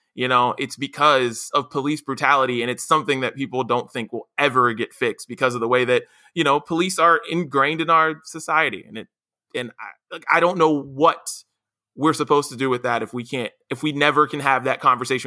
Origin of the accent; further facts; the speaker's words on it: West Virginia, United States; me growing up in West Virginia